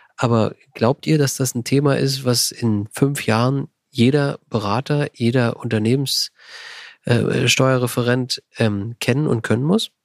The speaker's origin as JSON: {"language": "German", "area": "Berlin surroundings", "region": "Brandenburg", "country": "Germany", "said": "ich komme ja aus dem Berliner Umland"}